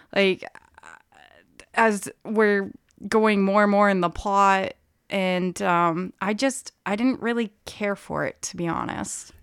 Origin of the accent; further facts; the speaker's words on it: Brewer, Maine, United States; I grew up in Brewer, so I frequented Bangor for shopping